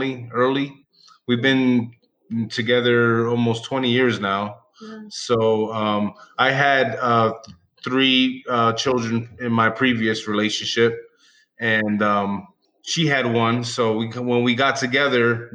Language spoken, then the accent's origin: English; Bethlehem, Pennsylvania, United States; moved away as an adult; also born or lived in Allentown, Pennsylvania; now in Utah, United States; I was born and raised in Bethlehem, Pennsylvania.